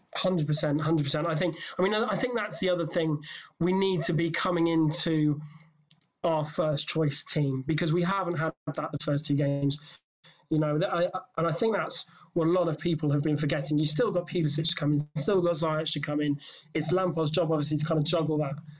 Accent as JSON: {"language": "English", "region": "England", "country": "United Kingdom", "said": "I'm English"}